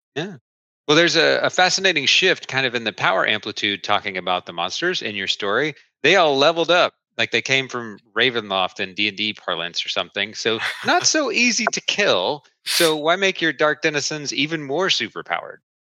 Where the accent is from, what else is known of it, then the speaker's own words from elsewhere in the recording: Oak Ridge, Tennessee, United States; I grew up in Oak Ridge, Tennessee